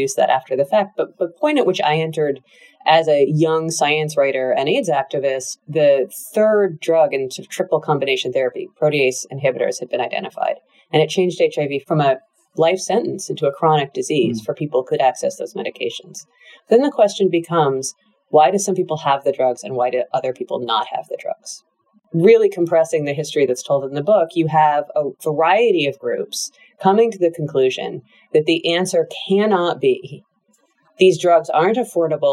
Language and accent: English; United States; I'm American